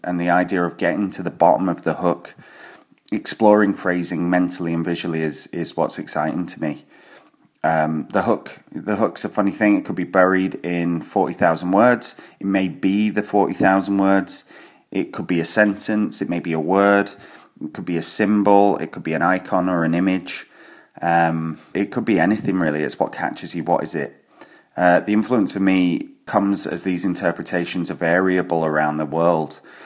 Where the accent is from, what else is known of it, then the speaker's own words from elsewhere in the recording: Glasgow, Scotland, United Kingdom; I'm from Glasgow in Scotland